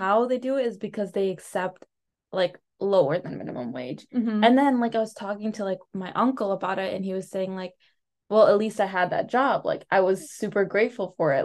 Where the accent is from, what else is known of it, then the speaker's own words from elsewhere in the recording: United States; first language Telugu; English is a second language; also born or lived in India; I was born here